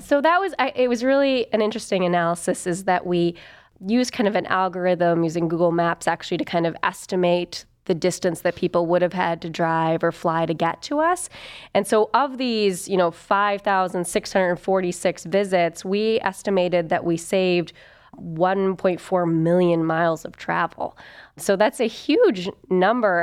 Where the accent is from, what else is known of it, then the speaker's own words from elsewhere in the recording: Toledo, Ohio, United States; also born or lived in Wooster, Ohio / Athens, Ohio / Chicago, Illinois / Cleveland, Ohio; I'm from Ohio originally, from Toledo